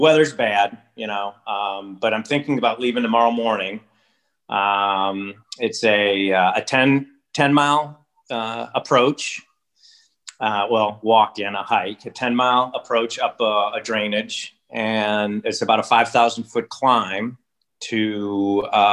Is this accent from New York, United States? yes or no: no; Upper Peninsula of Michigan, United States; now in Alaska, United States; I grew up in the Upper Peninsula of Michigan, up on Lake Superior.